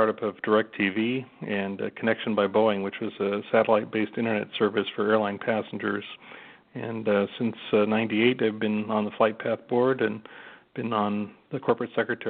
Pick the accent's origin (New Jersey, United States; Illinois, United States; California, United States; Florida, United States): California, United States; Los Angeles; I grew up in Westchester, which is, of course, home of LAX